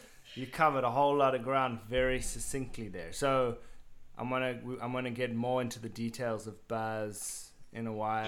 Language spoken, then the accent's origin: English; South Africa